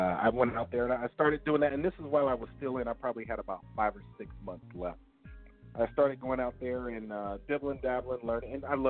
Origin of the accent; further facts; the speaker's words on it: Richmond, California, United States; moved away as an adult; also born or lived in Salinas, California / Japan / North Carolina / Sacramento, California; now in Temecula, United States; as you already know. I'm born and raised in Richmond, California. Lived out there for a while, moved to Salinas, and I moved all over California.